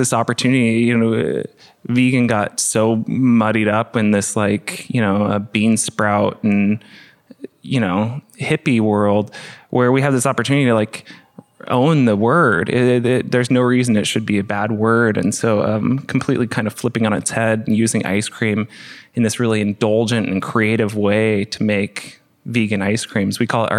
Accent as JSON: {"language": "English", "town": "Portland", "region": "Oregon", "country": "United States", "tie": "born or raised there", "said": "Well, we grew up in Portland, which has, I think, per capita, the highest amount of vegans in the country"}